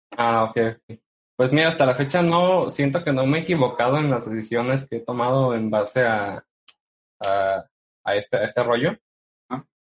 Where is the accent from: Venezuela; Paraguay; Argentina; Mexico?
Mexico; siendo mexicano y radicando en una, en una ciudad donde no hay mucho apoyo